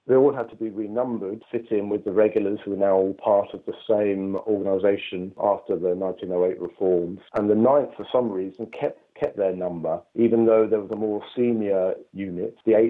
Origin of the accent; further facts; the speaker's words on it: Edinburgh, Scotland, United Kingdom; now in Nottingham, United Kingdom; I was born in Edinburgh, but I now live in Nottingham with my wife and two children.